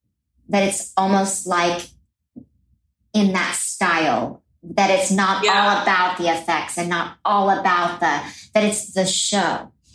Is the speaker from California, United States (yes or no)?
no; Oklahoma, United States; growing up in Oklahoma, we couldn't afford to go to New York and see shows.